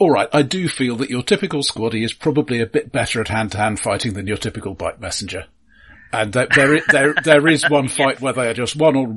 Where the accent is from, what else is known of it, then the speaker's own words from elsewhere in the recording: London, United Kingdom; I grew up in London.